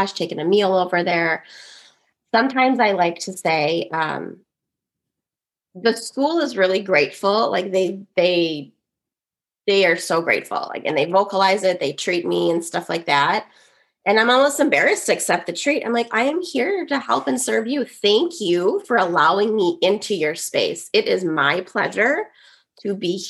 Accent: Woodbury, United States; I grew up in an affluent white suburb. There were not a lot of Caucasians. There are not a lot of kids that look like me in Woodbury

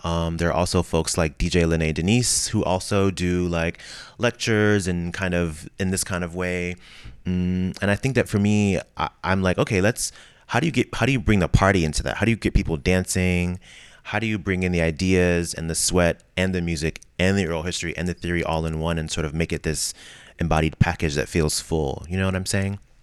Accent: Ferguson, Missouri, United States; moved away; I'm from the Midwest. I'm from, you know, Ferguson, Missouri

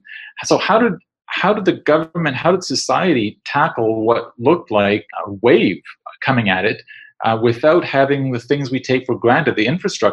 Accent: Winnipeg, Manitoba, Canada; I'm from Winnipeg

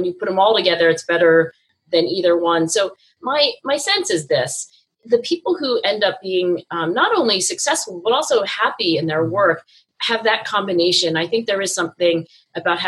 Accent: New Jersey, United States; being an Asian female growing up in South Jersey suburbs

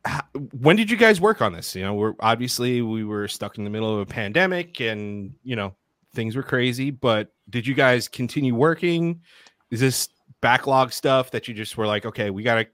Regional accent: New York, United States; We're from New York

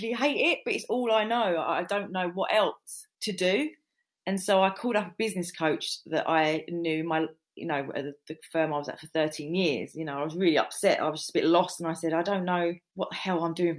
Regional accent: London, United Kingdom; moved away as an adult; also born or lived in Surrey; I'm from North London, moved there, got married

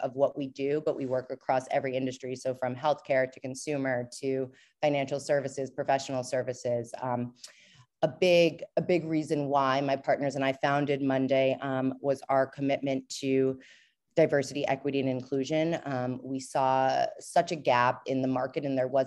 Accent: New York, United States; moved away as an adult; also born or lived in Portland, Maine; I'm from New York.

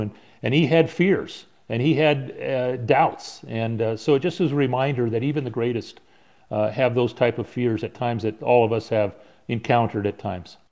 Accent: San Diego, California, United States; growing up in San Diego

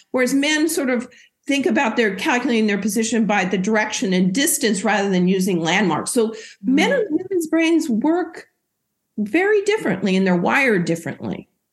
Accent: Oregon, United States; moved away as an adult; now in Boston, United States; I grew up and went to medical school in Oregon. That's where I'm from

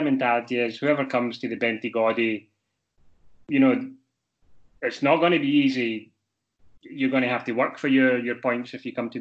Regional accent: Glasgow, Scotland, United Kingdom; moved away; Glasgow Rangers, which is my hometown

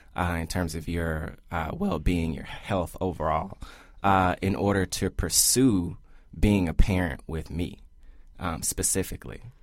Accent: Memphis, Tennessee, United States; We're from Memphis, Tennessee.

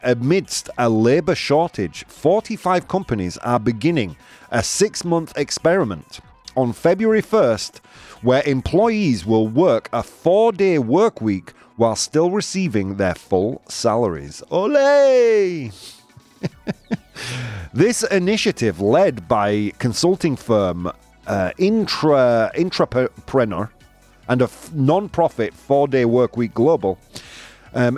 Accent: Bradford, Yorkshire and the Humber, United Kingdom; I was born in Bradford

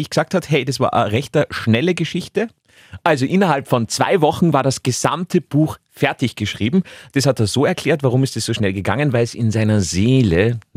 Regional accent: Vienna, Austria; ich komme aus Wien, einer größeren Stadt an der Donau.

